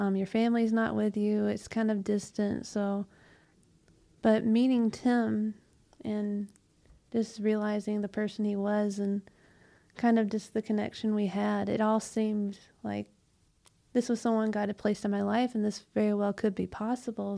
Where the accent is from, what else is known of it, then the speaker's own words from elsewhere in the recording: Bremen, Georgia, United States; I was born and raised in Bremen, Georgia, so that's about forty-ish miles west of Atlanta.